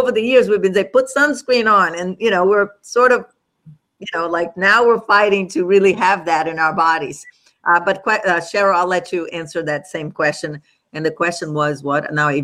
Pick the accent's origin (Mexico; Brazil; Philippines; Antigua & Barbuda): Brazil; moved away; I grew up in Brazil